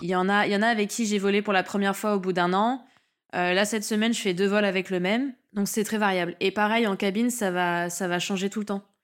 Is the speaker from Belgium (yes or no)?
no; New Caledonia; je suis calédonienne